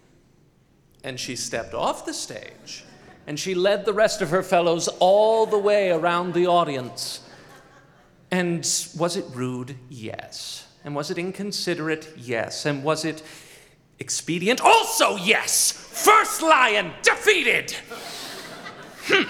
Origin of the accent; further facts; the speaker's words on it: Boise, Idaho, United States; my hometown of Boise, Idaho